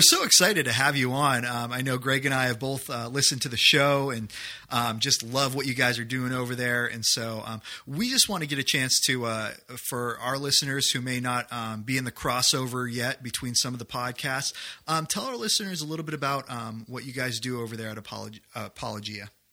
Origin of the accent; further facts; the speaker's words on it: New Hampshire, United States; I grew up in New Hampshire